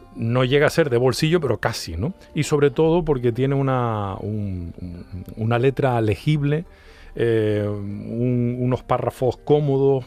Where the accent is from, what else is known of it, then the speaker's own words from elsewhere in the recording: Canary Islands, Spain; a los canarios